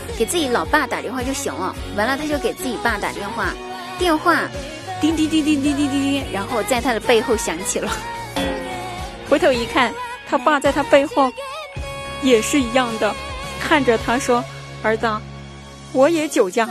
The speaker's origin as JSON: {"language": "Chinese", "region": "southern China", "country": "China", "said": "我也是南方人啊"}